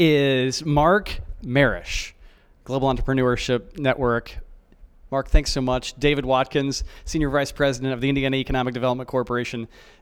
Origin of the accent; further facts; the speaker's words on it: Melbourne, Victoria, Australia; from Melbourne, saying thanks for listening.